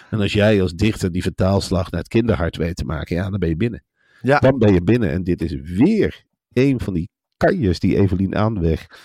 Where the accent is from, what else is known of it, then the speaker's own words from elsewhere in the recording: Gelderland, Netherlands; also born or lived in Nijmegen; Ik kom natuurlijk uit dat gebied. Ik ben een echte Gelderlander